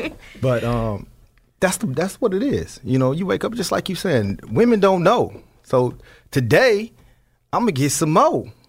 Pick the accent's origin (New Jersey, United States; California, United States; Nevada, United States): Nevada, United States; Las Vegas; I'm from Vegas, you know. We do some things a little different down there on the West Coast in that city.